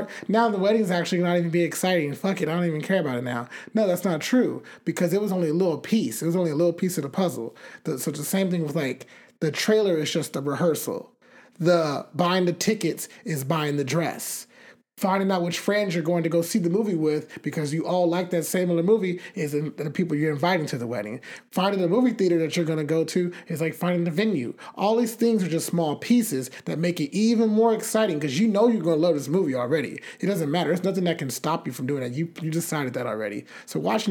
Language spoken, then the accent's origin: English; United States; I'm American too